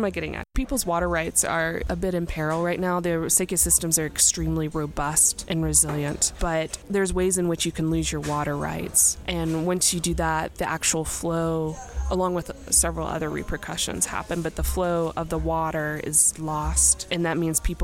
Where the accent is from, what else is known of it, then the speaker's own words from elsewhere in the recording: Memphis, Tennessee, United States; now in New Mexico, United States; I'm from Memphis, like I said, and so I've lived here